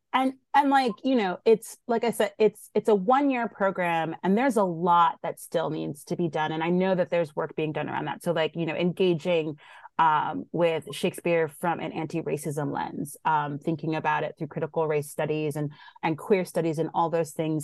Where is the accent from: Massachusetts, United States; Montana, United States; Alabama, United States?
Massachusetts, United States; Somerville; also born or lived in Boston; born in Boston, raised in Somerville, Mass